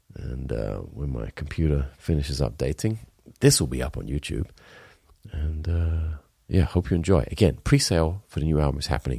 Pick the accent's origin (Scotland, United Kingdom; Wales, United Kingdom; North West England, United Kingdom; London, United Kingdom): Wales, United Kingdom; I'm Welsh.